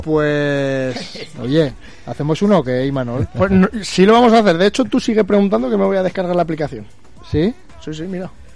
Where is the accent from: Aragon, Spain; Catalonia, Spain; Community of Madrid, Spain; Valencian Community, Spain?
Aragon, Spain; yo soy aragonés